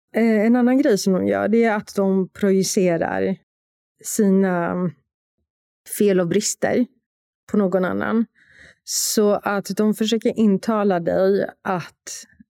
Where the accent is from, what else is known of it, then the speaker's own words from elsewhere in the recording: Warsaw, Masovian Voivodeship, Poland; moved away; Jag är från Warszawa